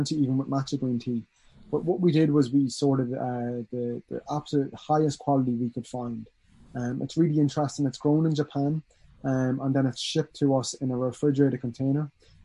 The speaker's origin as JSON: {"language": "English", "town": "Dundalk", "region": "Leinster", "country": "Ireland", "also_born_or_lived": "Dublin / Washington, D.C. / Australia", "said": "I'm from Dundalk"}